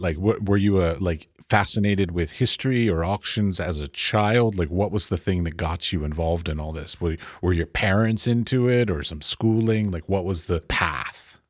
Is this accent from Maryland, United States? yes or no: yes; Baltimore, Maryland, United States; I grew up in Baltimore, Maryland